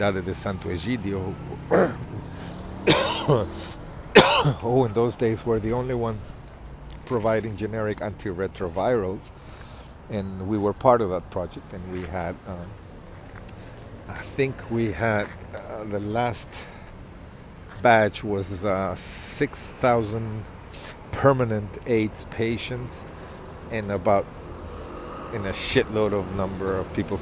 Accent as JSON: {"language": "English", "country": "Mozambique", "tie": "born or raised there", "said": "I grew up in Mozambique"}